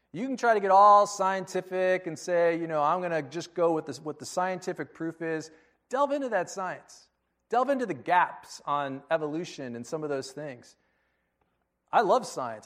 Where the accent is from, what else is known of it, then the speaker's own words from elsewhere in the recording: United States; I was born in America